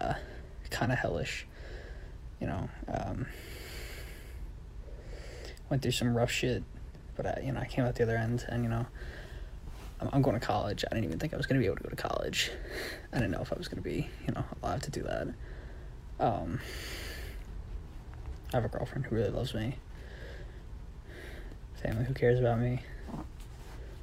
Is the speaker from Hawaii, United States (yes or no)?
no; New York, United States; from New York